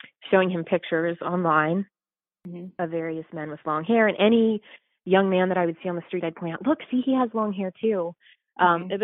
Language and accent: English; Ohio, United States; I'm from Ohio, so, and from a very small conservative town